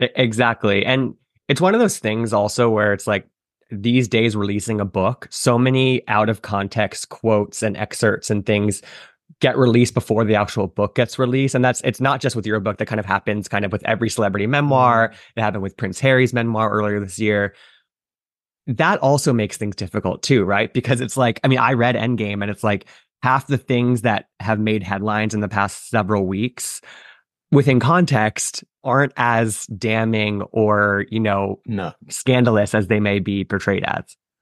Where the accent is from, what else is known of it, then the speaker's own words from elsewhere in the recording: United States; as a kid growing up in America